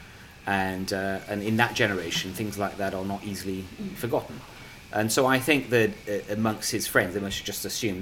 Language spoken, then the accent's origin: English; Bristol, South West England, United Kingdom; born or raised there; accent: English; first language Punjabi; English is a second language